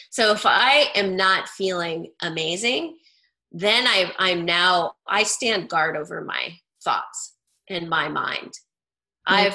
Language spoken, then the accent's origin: English; Idaho, United States; I grew up in Idaho.